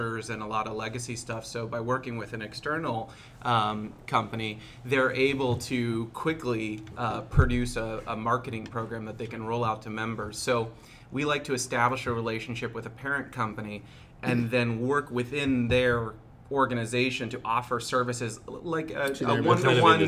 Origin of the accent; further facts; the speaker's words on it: Seattle, Washington, United States; I'm from Seattle